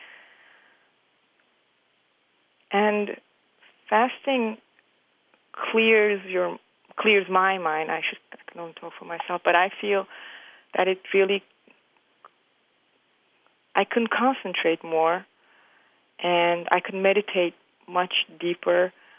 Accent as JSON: {"language": "English", "country": "Turkey", "moved": "yes", "lives_now": "New York City, United States", "said": "I am from Turkey, and I've been living in the United States in New York City for the past 20-something years."}